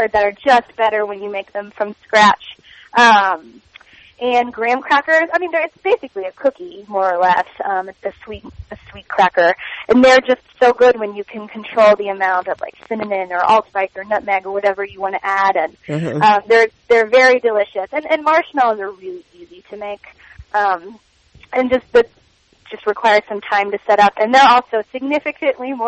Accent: Kentucky, United States; growing up in Kentucky, there was a big swim team culture there

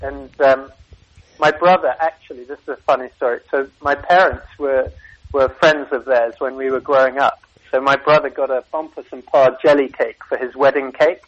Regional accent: Singapore; born there; So, it's actually, I was born in Singapore, and I had Singaporean armor or au pair out there

